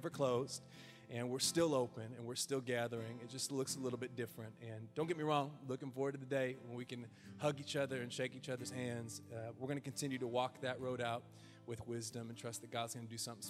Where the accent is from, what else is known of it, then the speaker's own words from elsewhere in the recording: United States; us as the American people, as your church